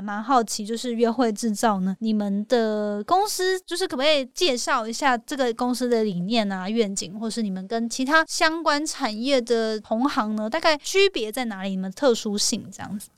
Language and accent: Chinese; Hualien, Hualien County, Taiwan; 因为我来自花莲 花莲嘛